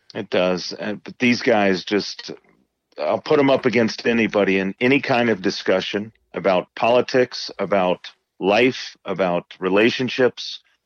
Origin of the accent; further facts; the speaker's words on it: Indiana, United States; growing up in Indiana